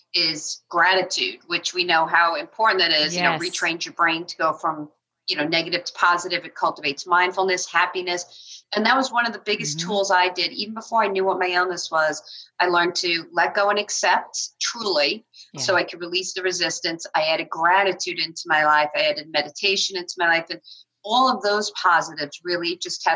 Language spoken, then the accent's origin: English; Long Island, New York, United States; moved away; I'm from Long Island originally